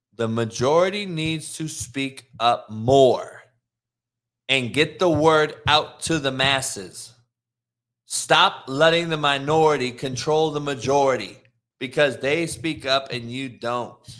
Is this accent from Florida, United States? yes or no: no; Los Angeles, California, United States; I'm from L A.